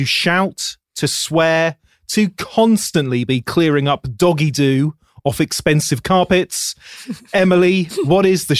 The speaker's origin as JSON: {"language": "English", "country": "United Kingdom", "said": "I'm British."}